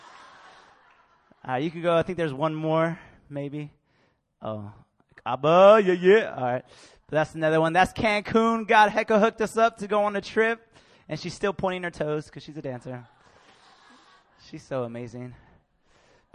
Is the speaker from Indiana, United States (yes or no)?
no; Bay Area, California, United States; I grew up in the Bay Area